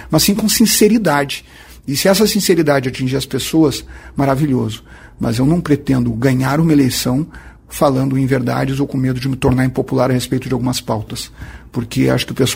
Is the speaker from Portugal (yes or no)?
no; Santa Maria, Rio Grande do Sul, Brazil; eu que sou um habitante da região centro do estado, sou de Santa Maria.